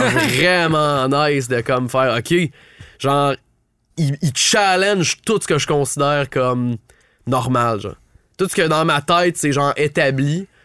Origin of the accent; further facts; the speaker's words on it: Ottawa, Ontario, Canada; je viens d'Ottawa